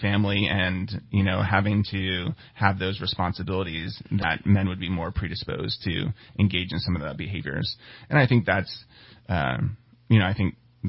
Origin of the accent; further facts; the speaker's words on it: western New Jersey, United States; moved away as an adult; also born or lived in Midwest; I grew up in a small town in western New Jersey, about 1 square mile big, a lot of farm country.